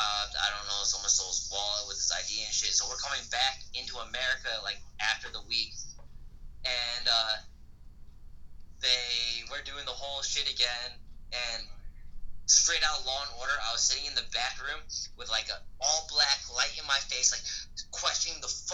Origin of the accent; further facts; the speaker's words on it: Connecticut, United States; also born or lived in Seoul, South Korea; I'm from Connecticut for sure. I mean, I am from Korea